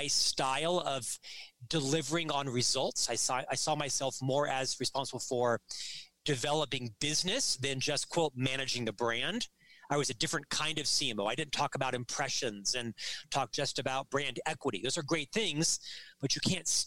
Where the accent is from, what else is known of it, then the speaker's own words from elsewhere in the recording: Orlando, Florida, United States; moved away as an adult; now in Salt Lake City, United States; I'm actually from Central Florida, Orlando. I live in Salt Lake City now with my wife and our 3 sons